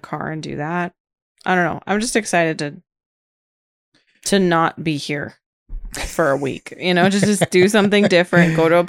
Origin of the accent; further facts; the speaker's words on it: California, United States; moved away; We moved here from California, and so all our family was still in California.